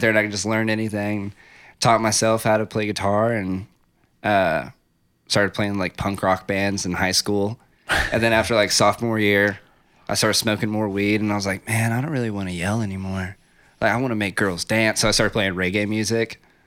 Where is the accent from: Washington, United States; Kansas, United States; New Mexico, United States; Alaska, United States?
New Mexico, United States; Ruidoso; moved away as an adult; also born or lived in Las Cruces, New Mexico / New York City; moved and grew up in Riadoso, New Mexico